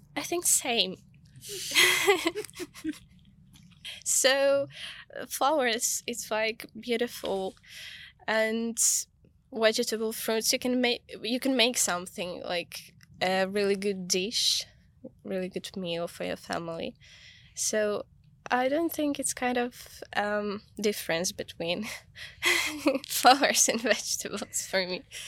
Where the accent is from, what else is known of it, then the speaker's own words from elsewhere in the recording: Kyiv, Ukraine; now in London, United Kingdom; I grew up in Kiev